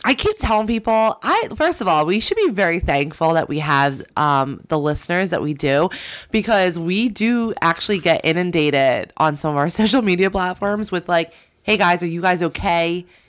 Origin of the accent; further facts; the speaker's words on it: New Jersey, United States; I'm from Jersey